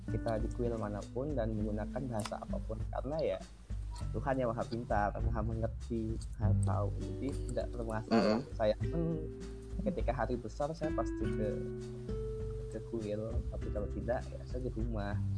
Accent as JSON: {"language": "Indonesian", "region": "Bali", "country": "Indonesia", "said": "yang penjaga kuilnya itu pengurus guenya tahu bahwa saya emang dari Bali sudah dikenal juga"}